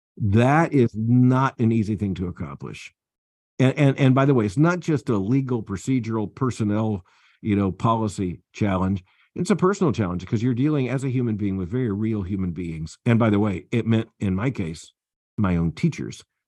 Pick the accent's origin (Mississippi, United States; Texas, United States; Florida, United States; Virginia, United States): Florida, United States; moved away; also born or lived in Atlanta, Georgia; down in Florida, uh, uh, which is my home state